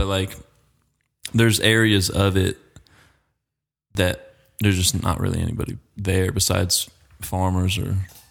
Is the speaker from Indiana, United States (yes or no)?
no; Homestead, Florida, United States; now in Hermitage, United States; I grew up in a town called Homestead. Okay. My dad farmed my whole life, and we lived on the farm and whatnot. And it was right down the road from the Everglades.